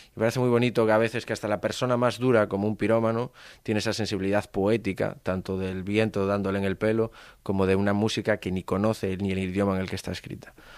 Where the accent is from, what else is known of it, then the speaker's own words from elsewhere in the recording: Galicia, Spain; yo soy gallego